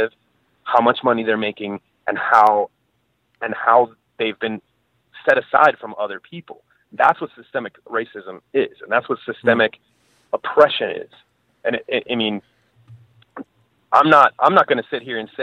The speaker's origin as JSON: {"language": "English", "country": "Venezuela", "moved": "yes", "said": "I'm from Venezuela"}